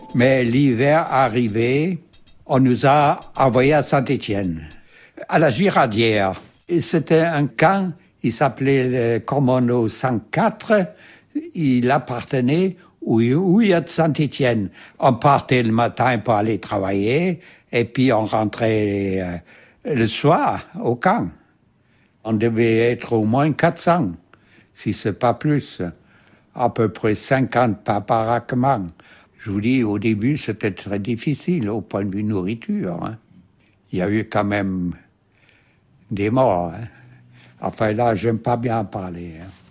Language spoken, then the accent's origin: French; Bremen, Germany; French is a second language; moved away as an adult; also born or lived in Belgium; Je suis né à Brême, en Allemagne, le 5-6-1925. Alors, j'ai d'abord fait mes études en Allemagne